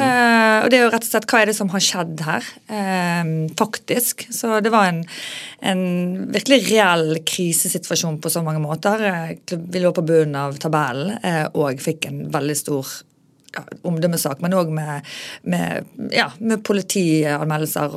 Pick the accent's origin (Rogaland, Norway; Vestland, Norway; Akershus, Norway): Vestland, Norway; Bergen; also born or lived in Oslo; jeg er veldig fra Bergen